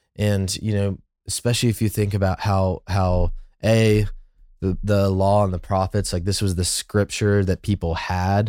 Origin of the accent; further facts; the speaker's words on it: United States; an American who, you know, like, I've grown up